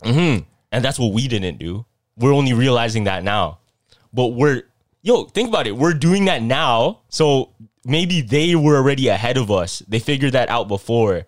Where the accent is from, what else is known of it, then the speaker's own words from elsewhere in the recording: Philippines; I'm Filipino